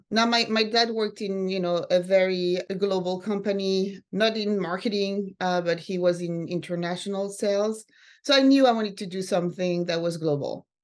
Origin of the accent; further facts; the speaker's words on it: France; also born or lived in Sweden / Finland / San Francisco; now in New York, United States; I grew up mostly in France and then in Sweden.